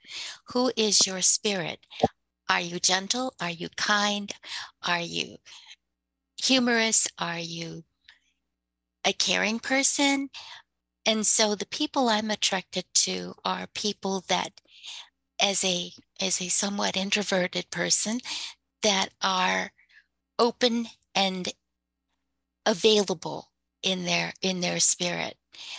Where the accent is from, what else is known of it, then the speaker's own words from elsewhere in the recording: United States; I am Native American, so we have a different perspective.